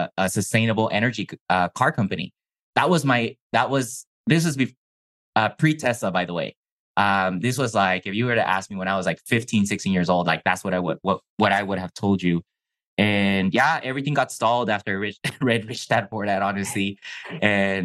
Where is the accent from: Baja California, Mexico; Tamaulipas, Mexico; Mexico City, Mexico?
Baja California, Mexico; first language Chinese; English is a second language; also born or lived in Calexico, California; I was living in Mexico, but my parents decided to sacrifice and pay for private school in the U.S. because we were in a border town